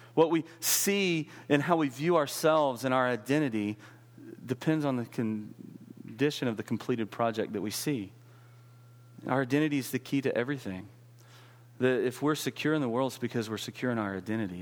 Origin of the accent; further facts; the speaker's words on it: West Texas, United States; I grew up in West Texas